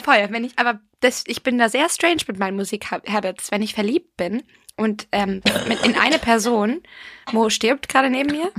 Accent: Ireland; ich bin ja Irin

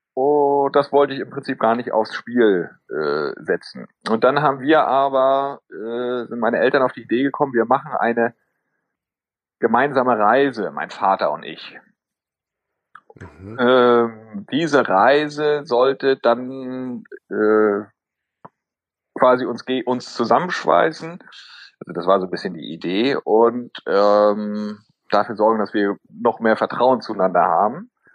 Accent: Northern Germany, Germany; moved away as an adult; also born or lived in Tübingen; now in Schwerin, Germany; wir kommen ja beide aus dem Norden

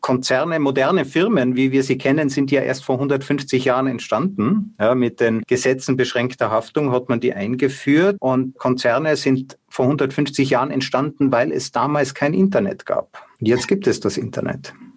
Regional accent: Austria; bei uns in Österreich

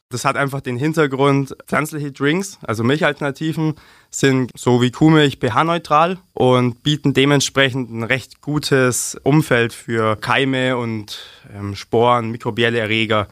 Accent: Augsburg, Bavaria, Germany; Ich persönlich bin aus Lechhausen

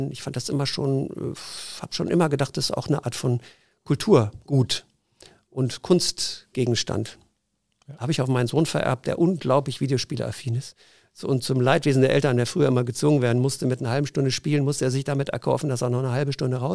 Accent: Zurich, Switzerland; born there; Ich bin ja halber Schweizer und äh, bin in Zürich geboren, strebe immer noch die Schweizer zweite Staatsbürgerschaft Schweiz an.

